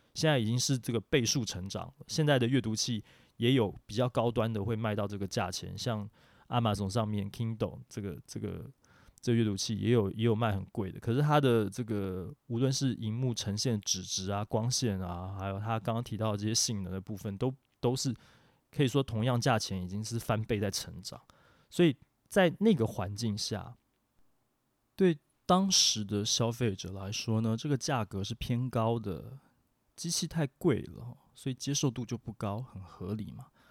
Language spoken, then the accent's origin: Chinese; Taiwan; 我们台湾这边